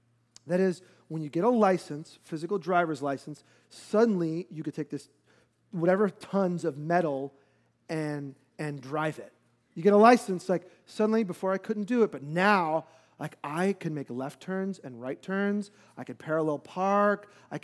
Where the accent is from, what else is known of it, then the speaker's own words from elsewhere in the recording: New York, United States; And so I will never forget hot growing up in New York, hot and humid